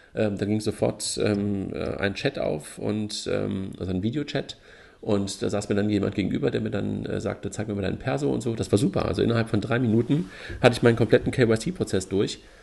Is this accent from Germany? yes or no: yes; Germany; als Deutsche